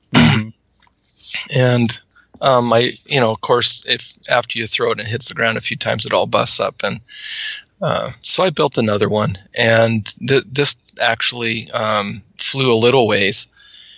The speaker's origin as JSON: {"language": "English", "town": "Missoula", "region": "Montana", "country": "United States", "tie": "born or raised there", "moved": "yes", "lives_now": "Worcester, United States", "said": "I grew up in Missoula, Montana, which is western Montana"}